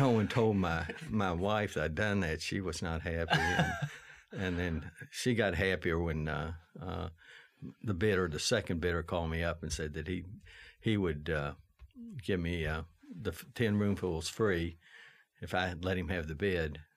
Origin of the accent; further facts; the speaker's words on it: Lexington, Kentucky, United States; I was raised on Chenault Road, uh, in Le, in, uh, Chevy Chase